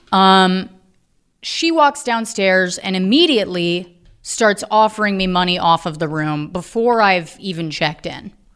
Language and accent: English; Virginia, United States; I'm from Virginia